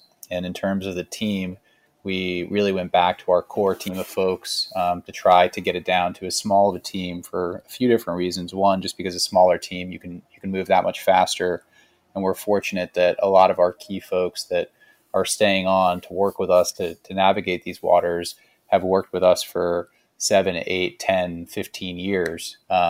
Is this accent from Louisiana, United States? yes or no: no; Nashville, Tennessee, United States; a city that we grew up in here in Nashville.